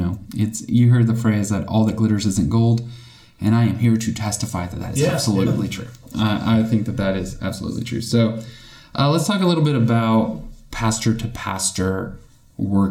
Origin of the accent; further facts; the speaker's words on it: North Texas, United States; moved away as an adult; now in Conway, United States; we're from North Texas